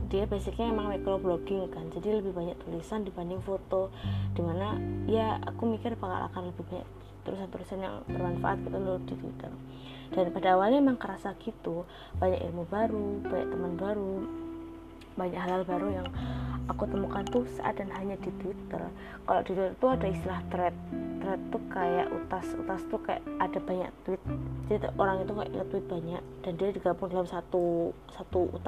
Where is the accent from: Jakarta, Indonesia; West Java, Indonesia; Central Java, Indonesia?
Central Java, Indonesia; Surakarta; masuk ke Indonesia apalagi ke Solo ke kotaku yang uh, notabene Solo itu adalah kota pertama yang mencanangkan kejadian luar biasa corona gitu di Indonesia